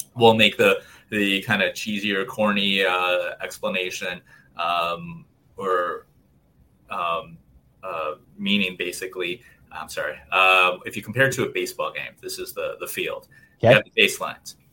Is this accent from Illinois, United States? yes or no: yes; Chicago, Illinois, United States; I was born and raised in Chicago